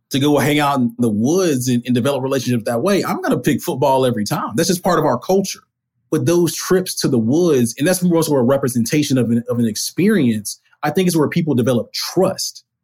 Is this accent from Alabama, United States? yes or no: yes; Alabama, United States; moved away as an adult; also born or lived in Tallahassee, Florida; now in Atlanta, United States; I'm originally from Alabama